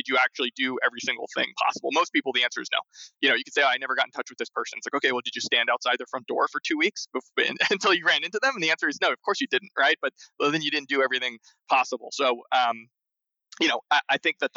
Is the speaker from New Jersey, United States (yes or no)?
yes; Freehold, New Jersey, United States; Freehold, New Jersey. You know, it's in central New Jersey